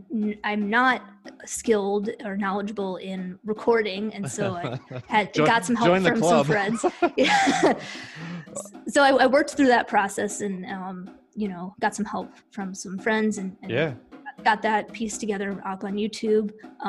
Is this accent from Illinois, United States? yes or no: yes; Chicago suburbs, Illinois, United States; now in Knoxville, United States; I'm from the Chicago suburbs. Oh. And 30 to 45 minutes outside of Chicago.